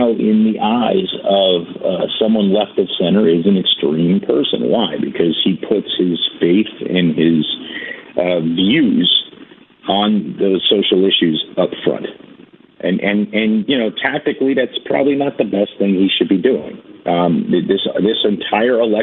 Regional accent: New York, United States; I'm a city boy. I'm a New Yorker

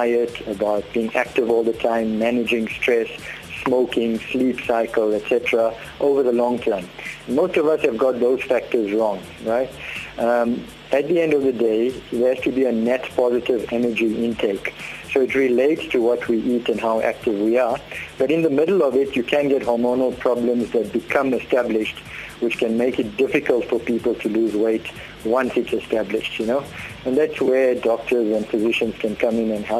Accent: South Africa; We grew up in Indian areas, so-called Indian areas, so a bunny chow and coke and chip rolls and coke throughout childhood and teenage years was a staple.

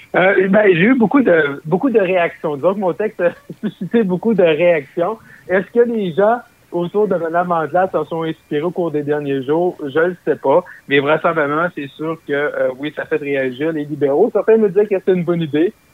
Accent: Roberval, Quebec, Canada; also born or lived in Gatineau; dans ma ville natale, qui est à Robertval, au lac Saint-Jean

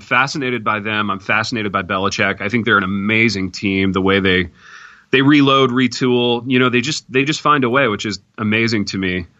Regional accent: Indiana, United States; growing up in the Midwest, growing up in Indiana

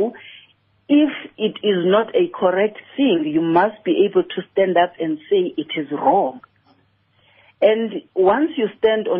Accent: Eastern Cape, South Africa; I'm from the Eastern Cape

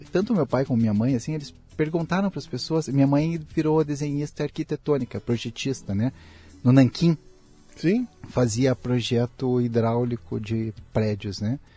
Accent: Santa Mariana, Paraná, Brazil; born there; now in Curitiba, Brazil; Santa Mariana, Paraná. Paranaense. Perto, é uma cidade bem pequenininha, tem, tem uns 15 mil habitantes cê, hoje.

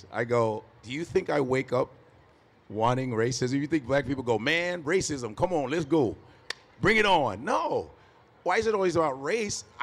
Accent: Nigeria; I was a pre med psych major in college. Go figure, I'm Nigerian.

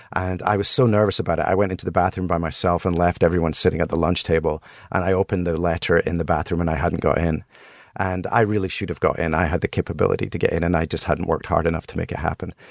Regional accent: Helensburgh, Scotland, United Kingdom; moved away; also born or lived in Broughty Ferry, Scotland; I grew up in Scotland

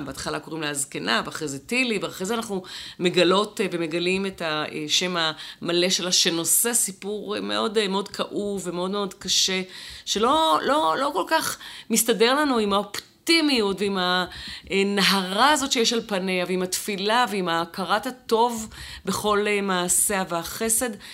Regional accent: Jerusalem, Jerusalem District, Israel; אני גדלתי במעגל הזה של הנשים, אה, שישבו מחוץ לבית הכנסת מוסאיוף, או בתוך בית הכנסת בבא תמא

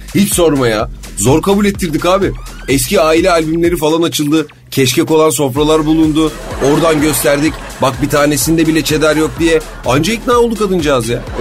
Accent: Turkey; ben bu memlekette doğdum, büyüdüm

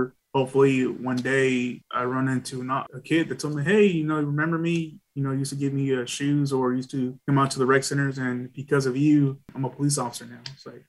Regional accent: Dallas, Texas, United States; I was born and raised in Dallas. I was from a rough neighborhood

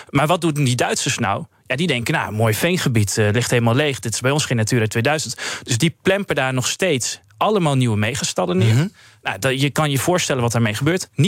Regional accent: Hardenberg, Overijssel, Netherlands; ik kom wel uit Harderberg, uit Overijssel.

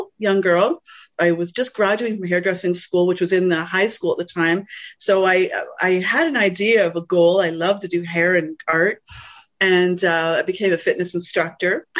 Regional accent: New Brunswick, Canada; I was born in New Brunswick. My roots are Mi'kmaq from the East

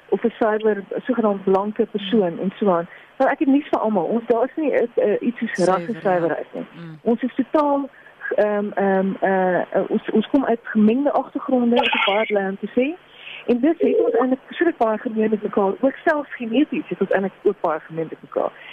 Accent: South Africa; ons as Suid-Afrikaners ons kom uit hierdie geskiedenis uit

